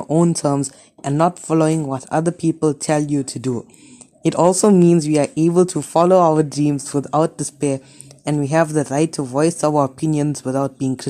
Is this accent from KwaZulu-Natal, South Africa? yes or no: yes; Phoenix, KwaZulu-Natal, South Africa; I'm 15 years old and I'm from Phoenix.